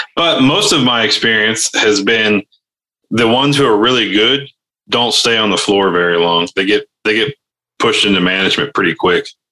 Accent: Ohio, United States; moved away; where I grew up in Ohio, not in Canada

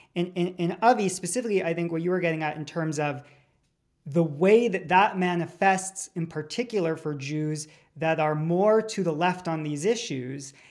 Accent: Canada; we as a Canadian Jewish community

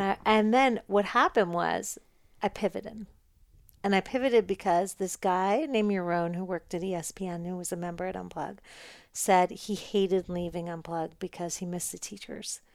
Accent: New York, United States; now in Los Angeles, United States; I'm a New Yorker.

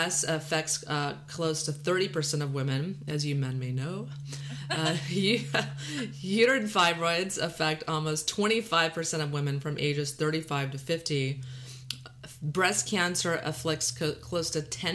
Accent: Texas, United States; accent: Texas drawl; valley girl; now in California, United States; we're both from Texas, so I'm grew up in Texas with this drawl

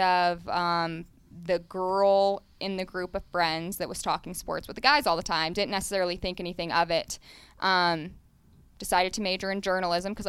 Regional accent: Dallas, Texas, United States; also born or lived in St. Louis / Fayetteville, Arkansas; now in Las Vegas, United States; I'm from Dallas

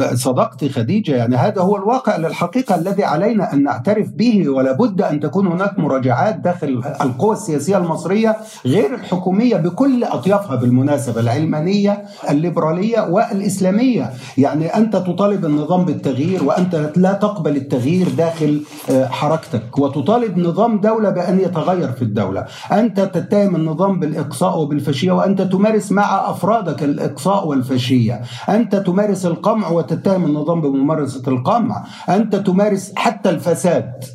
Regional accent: Egypt; باعتباري صحفي مصري يعمل في المجال منذ الخامسة والثمانين

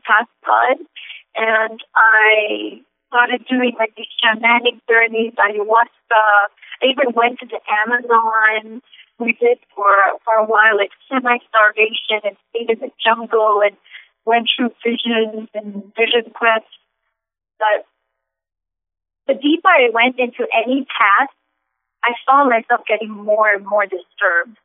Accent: Singapore; moved away; also born or lived in Los Angeles; I'm originally from Singapore

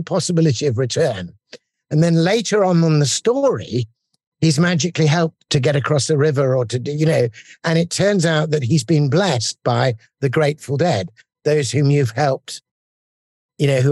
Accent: England, United Kingdom; as an Englishman listening to this in, you know, our rainy streets

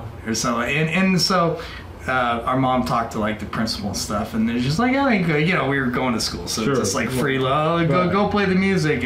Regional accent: Bay Area, California, United States; moved away as an adult; now in Las Vegas, United States; when growing up in the Bay Area

